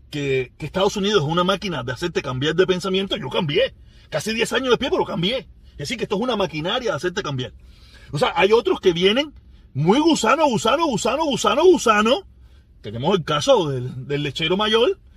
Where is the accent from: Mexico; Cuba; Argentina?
Cuba; moved away; Yo cuando salí de Cuba, yo salí tan con tanto deseo de irme de Cuba, con con tanto rencor, con tanto odio